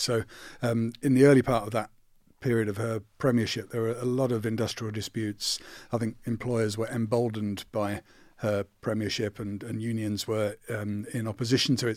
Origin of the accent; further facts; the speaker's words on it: Croydon, London, United Kingdom; I'm from Croydon and my dad was a sheet metal worker in, in a factory